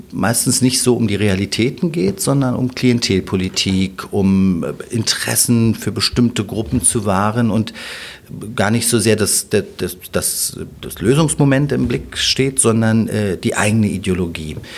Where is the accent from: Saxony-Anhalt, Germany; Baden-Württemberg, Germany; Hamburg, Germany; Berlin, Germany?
Berlin, Germany; Und ja, Berlin ist mein Zuhause, Berlin ist meine Heimat